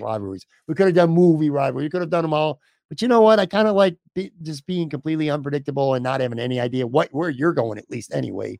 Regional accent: Buffalo, New York, United States; moved away as an adult; now in Florida, United States; I grew up in Buffalo, spent my whole life here

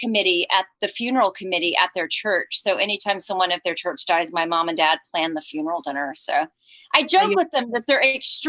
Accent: Colleyville, Texas, United States; also born or lived in Fort Worth; I was born in Fort Worth. So my brother and I, we lived around the corner from Blue Bonnet Hills Cemetery in Colleyville, Texas, which looks absolutely nothing today like it did when I was a little girl.

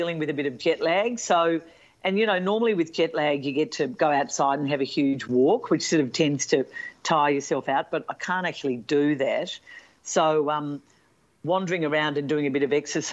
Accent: Melbourne, Victoria, Australia; I'm not in my hometown of Melbourne

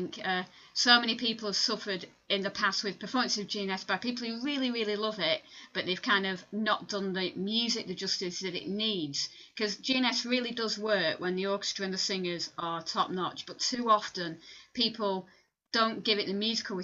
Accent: Lancashire, North West England, United Kingdom; I'm from Lancashire

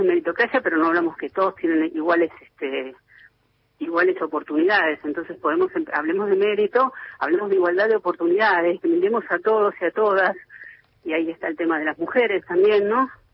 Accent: Buenos Aires, Argentina; Yo soy de Capital.

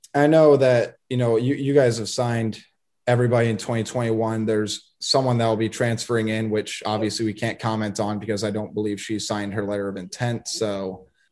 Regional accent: Sioux City, Iowa, United States; also born or lived in Nebraska; I was born in Sioux City

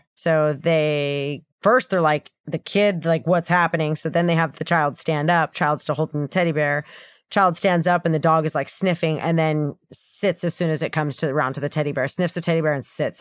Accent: United States; I'm American

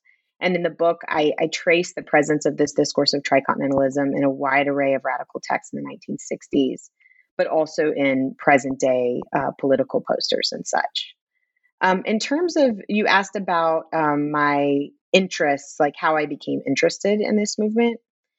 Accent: Birmingham, Alabama, United States; I grew up in Birmingham, Alabama, and have always been interested in the history of racial justice struggles.

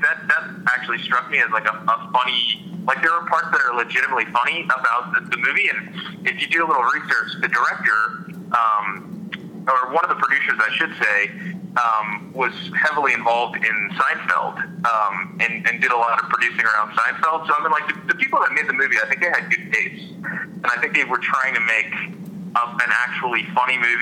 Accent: Kansas City, United States; I grew up in Kansas City

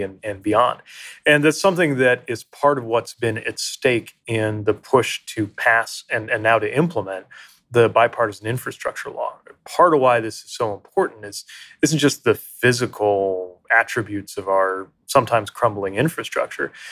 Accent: South Bend, Indiana, United States; the community where I grew up in South Bend, Indiana

